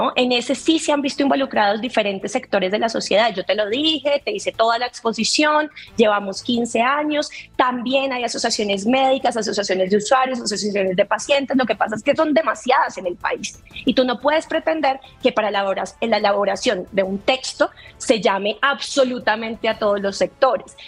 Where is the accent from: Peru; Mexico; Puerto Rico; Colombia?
Colombia; nos está costando muchísimo más como colombianos